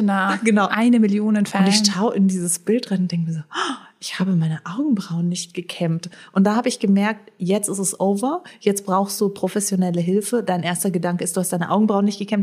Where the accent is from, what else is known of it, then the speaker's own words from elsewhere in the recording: Frankfurt, Hesse, Germany; ich komme aus Frankfurt